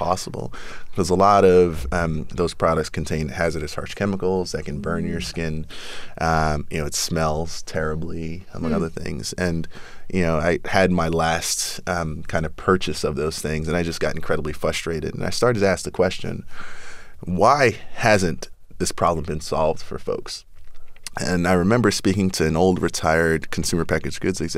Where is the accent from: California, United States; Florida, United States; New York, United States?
New York, United States; New York City; So I was born in South Jamaica, Queens, 40 Projects. When I was 6 years old, moved to Flushing, Queens, Latimer Projects